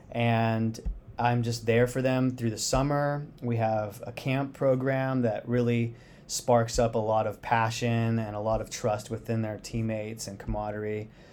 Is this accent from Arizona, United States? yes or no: yes; Phoenix, Arizona, United States; moved away as an adult; I grew up in Phoenix, Arizona